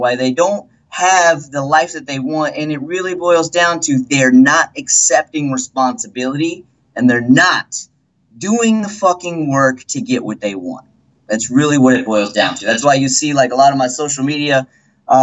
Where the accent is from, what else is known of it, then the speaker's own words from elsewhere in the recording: Texas, United States; moved away; I was raised, I'm from Texas originally, and I was raised in a family where we're kind of straightforward